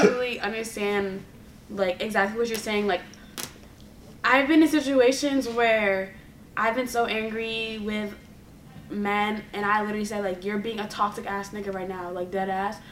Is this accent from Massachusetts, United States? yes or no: yes; Boston, Massachusetts, United States; growing up in Boston